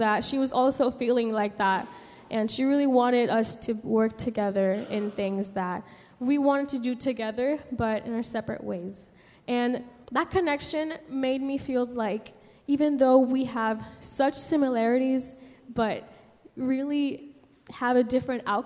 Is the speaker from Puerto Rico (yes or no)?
yes; San Juan, Puerto Rico; moved away as an adult; now in United States; I was born and raised in San Juan, Puerto Rico, and I moved to the States here to study here in college